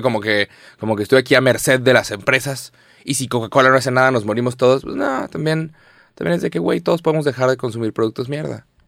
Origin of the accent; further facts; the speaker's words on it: Mexico; Somos 130 millones de mexicanos